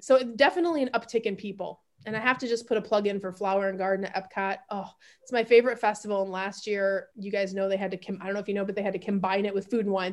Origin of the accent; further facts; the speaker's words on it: Grand Rapids, Michigan, United States; moved away as an adult; also born or lived in Houston, Texas; now in Austin, United States; So I grew up in the Midwest, Grand Rapids. I would say I'm from G-Rap, Grand Rapids, Michigan